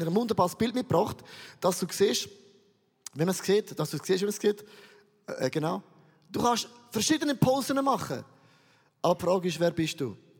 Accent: Switzerland; Ich komme aus dem Rheintal

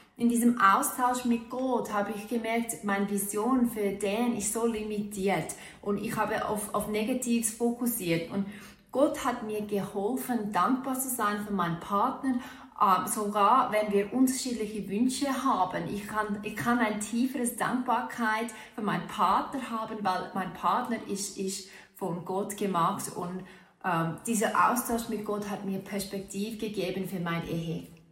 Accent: Australia; German is a second language; moved away as an adult; now in Switzerland; als Australierin in der Schweiz

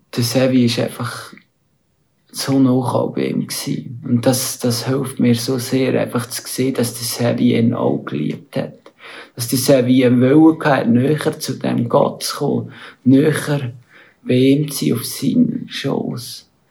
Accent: Aargau, Switzerland; moved away as an adult; now in India; bin aus dem Aargau und lebe aber momentan in Indien die meiste Zeit.

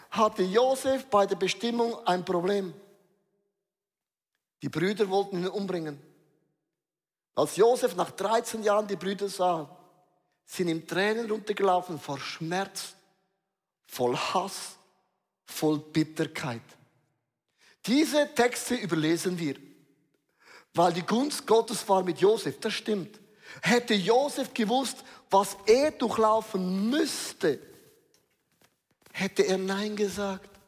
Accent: Switzerland; Ich bin ein Schweizer, auch ich habe Würde.

